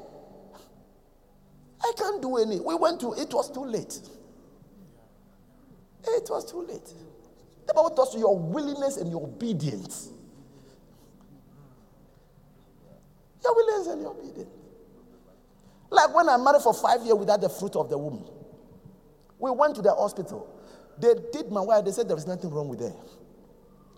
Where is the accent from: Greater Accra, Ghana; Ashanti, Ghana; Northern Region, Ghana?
Greater Accra, Ghana; Accra; I am from Kolegono.